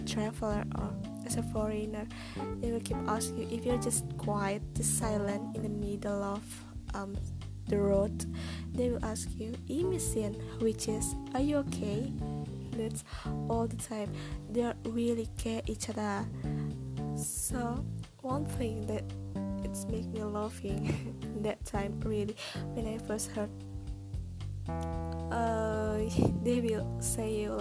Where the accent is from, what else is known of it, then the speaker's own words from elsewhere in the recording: Indonesia; English is a second language; So I'm from Indonesia. I'm ordinary Indonesian girl, but I'm trying to be able to speak in English, Turkish, and Indonesia as well.